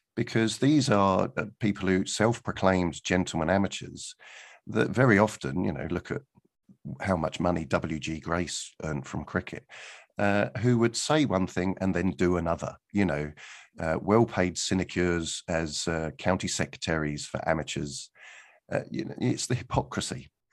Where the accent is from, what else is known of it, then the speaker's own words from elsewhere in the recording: Guildford, South East England, United Kingdom; my hometown, uh, of Guildford.